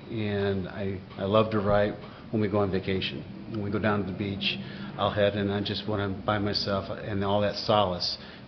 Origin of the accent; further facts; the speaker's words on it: south of Buffalo, Western New York, United States; moved away as an adult; now in Nashville, United States; I'm originally from Western New York, south of Buffalo. And so grew up there, went to college there. Played baseball there.